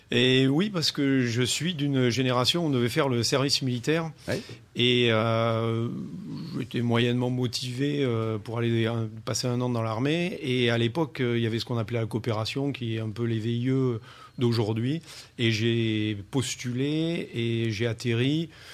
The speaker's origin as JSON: {"language": "French", "country": "France", "tie": "born or raised there", "said": "ma famille a atterri en 62. Hein. moi, j'étais tout petit à l'époque. Et c'est là où j'ai grandi."}